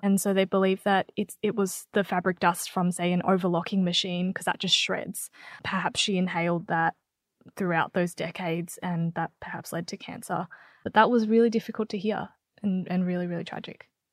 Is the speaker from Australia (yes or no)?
yes; Australia; I am Vietnamese. I was born in Australia, but I have a Vietnamese background.